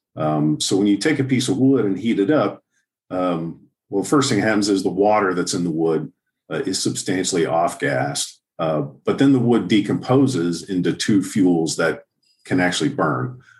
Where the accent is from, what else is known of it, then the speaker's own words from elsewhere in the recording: Houston, Texas, United States; now in Southlake, United States; I grew up in Houston